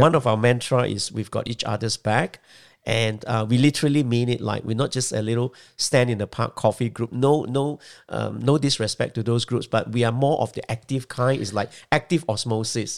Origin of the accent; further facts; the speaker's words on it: Malaysia; moved away as an adult; also born or lived in Singapore; now in Australia; Well, I was born in Malaysia, but I lived for the first twenty years of my life in Malaysia.